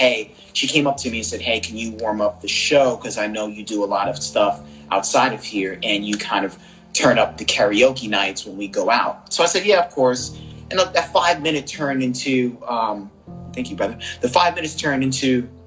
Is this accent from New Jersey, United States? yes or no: yes; East Orange, Newark, Irvington, New Jersey, United States; also born or lived in Brooklyn, New York; I'm originally from Brooklyn. Born in Brooklyn, raised in Jersey, East Orange, Newark, Irvington era